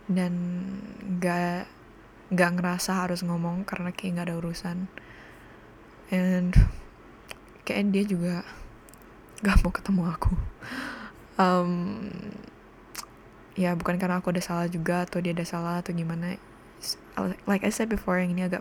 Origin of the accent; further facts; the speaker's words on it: Cirebon, West Java, Indonesia; now in Bali, Indonesia; karena aku tinggal di Bali dan aku bukan orang sini aku orang Cirebon jadi familyku tuh di Cirebon semua